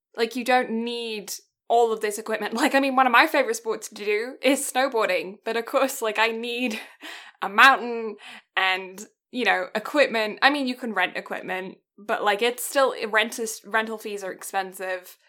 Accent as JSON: {"language": "English", "country": "Canada", "said": "being a Canadian girl"}